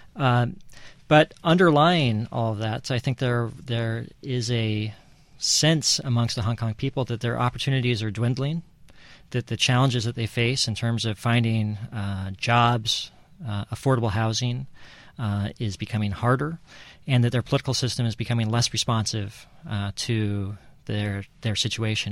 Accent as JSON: {"language": "English", "town": "Seattle", "region": "Washington", "country": "United States", "tie": "born or raised there", "said": "I grew up in Seattle, which is obviously a westward-facing city."}